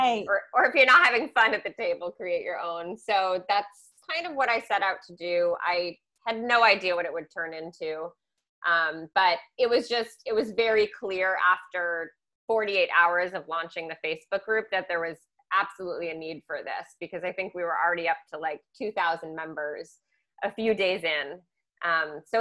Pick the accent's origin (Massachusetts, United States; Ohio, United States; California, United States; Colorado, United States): Massachusetts, United States; Newton; also born or lived in Milton, Massachusetts; I grew up in Newton, Massachusetts, the West Edge